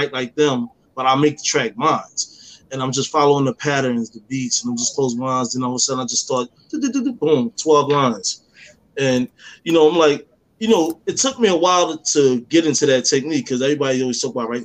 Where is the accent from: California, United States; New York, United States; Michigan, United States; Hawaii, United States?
New York, United States; New York City; I was born and raised in Harlem